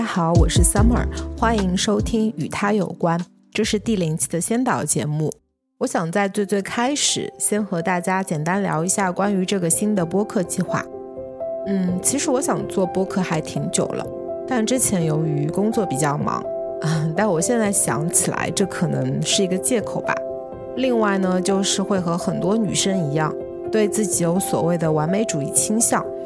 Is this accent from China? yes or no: yes; China; also born or lived in Shanghai; 只有我一个人是来自中国